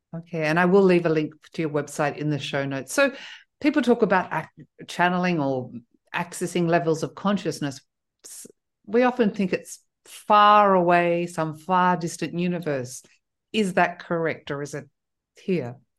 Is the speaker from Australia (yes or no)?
yes; Australia; also born or lived in south of France; now in France; I'm originally Australian